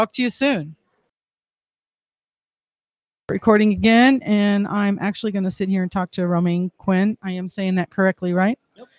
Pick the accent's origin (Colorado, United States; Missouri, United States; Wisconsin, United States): Wisconsin, United States; Wisconsin Rapids; I came from Wisconsin Rapids area, which is crazy.